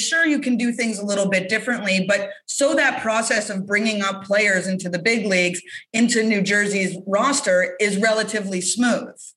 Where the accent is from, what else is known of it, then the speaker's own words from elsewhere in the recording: Canada; as a Canadian